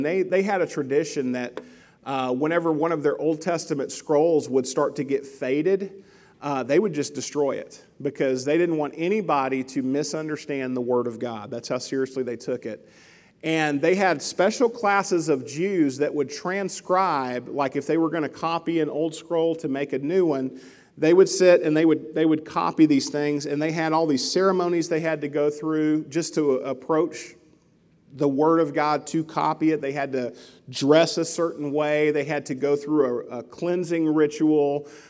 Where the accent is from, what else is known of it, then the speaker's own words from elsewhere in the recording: Mabelville, Arkansas, United States; I grew up in Arkansas, just outside of Little Rock, in a little town called Mabelville, kind of out in the country, and I ran around with the neighborhood kids.